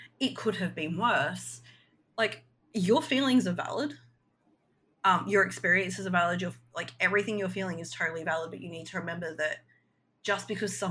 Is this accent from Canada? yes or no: no; Australia; We're just Australian rednecks